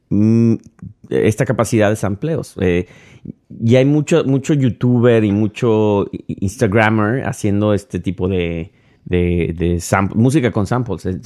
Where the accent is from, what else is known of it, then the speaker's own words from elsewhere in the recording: Mexico; moved away; Soy mexicano, man. Eso no es, viene ya en mi sangre.